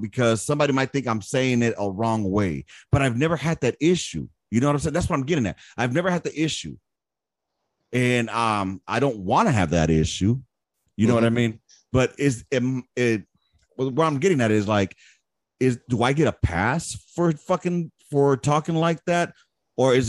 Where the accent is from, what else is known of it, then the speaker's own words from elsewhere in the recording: Los Angeles, California, United States; I was born and raised in South Central Los Angeles.